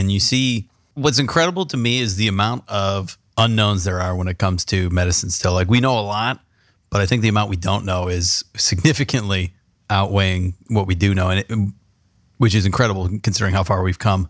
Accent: San Diego, California, United States; now in Columbus, United States; I grew up in San Diego, and before I became a Buckeye

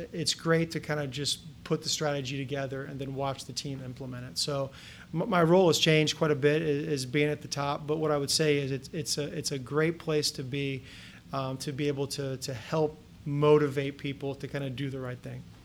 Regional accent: Kettering, Ohio, United States; now in Columbus, United States; I grew up in Kettering, Ohio, which is just a suburb of Dayton, west of here

